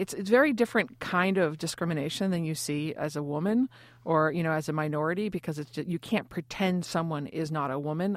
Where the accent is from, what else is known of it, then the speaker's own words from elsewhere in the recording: New York, United States; being a New Yorker